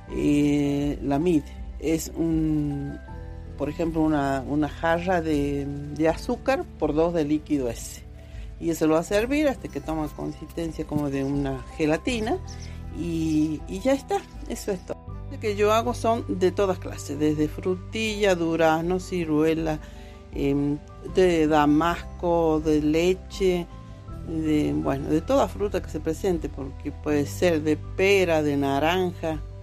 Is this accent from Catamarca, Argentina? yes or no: yes; Aconquija, Catamarca, Argentina; Soy de Aconquija, nacida y bueno, criada acá